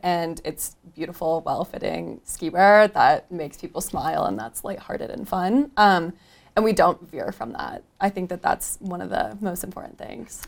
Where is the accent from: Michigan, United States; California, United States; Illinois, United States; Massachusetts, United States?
Michigan, United States; moved away as an adult; now in Denver, United States; I moved to Denver from Michigan, which is where I grew up